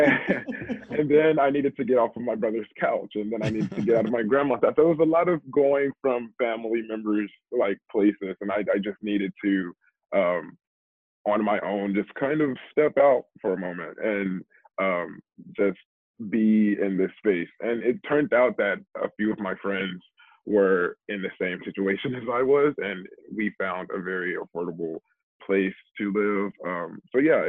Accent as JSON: {"language": "English", "town": "Memphis", "region": "Tennessee", "country": "United States", "also_born_or_lived": "New York City", "moved": "as an adult", "lives_now": "Baltimore, United States", "said": "I'm from Memphis"}